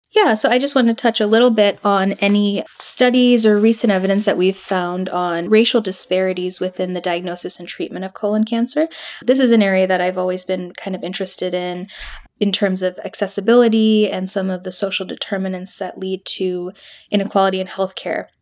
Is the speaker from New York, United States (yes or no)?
no; Aurora, Illinois, United States; I grew up in Aurora